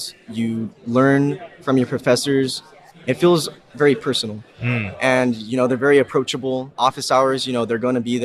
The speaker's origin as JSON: {"language": "English", "region": "Southern California", "country": "United States", "said": "I'm from Southern California."}